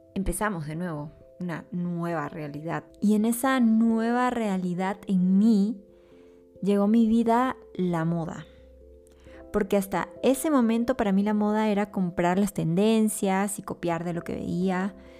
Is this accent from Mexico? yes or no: no; Peru; mi país